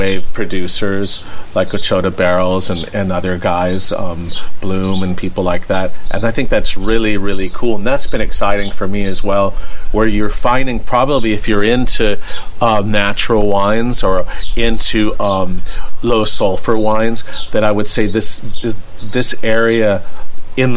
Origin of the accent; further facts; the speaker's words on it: United States; as an American